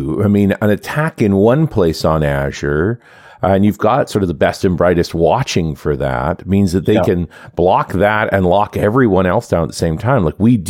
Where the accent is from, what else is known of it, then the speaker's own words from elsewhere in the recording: Canada; Well, you know, as a Canadian, we're generally pretty smug, but right now we're really quite smug.